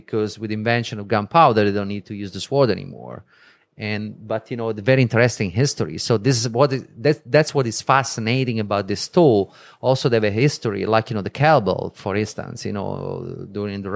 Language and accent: English; Vieste, Apulia, Italy; moved away; it's my country, it's my hometown.